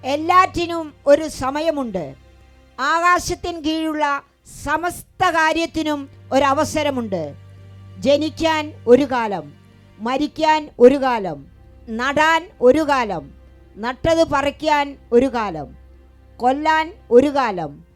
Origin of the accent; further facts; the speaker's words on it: Athirampuzha, Kerala, India; വീട് അതിരമ്പുഴയിൽ നിന്ന് വരുന്നു കോട്ടയം ഡിസ്ട്രിക്റ്റിലുള്ള അതിരമ്പുഴയിൽ നിന്ന്